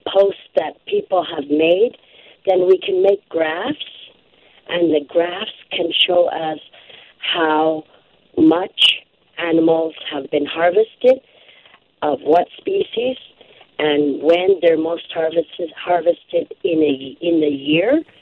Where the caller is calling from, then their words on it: Sanikiluaq, Nunavut, Canada; I am located on the Belcher Islands in Hudson Bay in a community called Sanikiluaq, Nunavut.